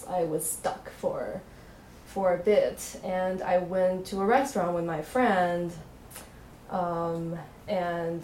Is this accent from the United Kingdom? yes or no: no; China; English is a second language; moved away; my hometown in China.